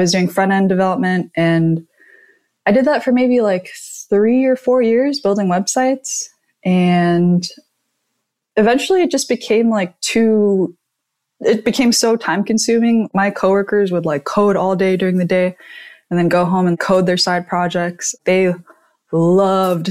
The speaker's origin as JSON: {"language": "English", "region": "Southern California", "country": "United States", "tie": "born or raised there", "said": "grew up in SoCal"}